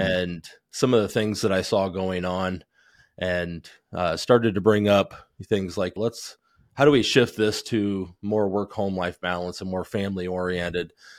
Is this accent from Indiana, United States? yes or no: yes; Goshen, Indiana, United States; also born or lived in New Paris, Indiana; I grew up in Goshen, Indiana, part-time there and then part-time in New Paris, just south of there